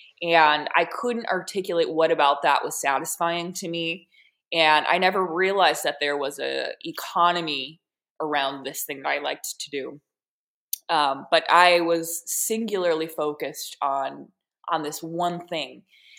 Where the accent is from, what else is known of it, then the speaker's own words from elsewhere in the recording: Wisconsin, United States; No, I'm from Wisconsin. Yeah. Well, Wisconsin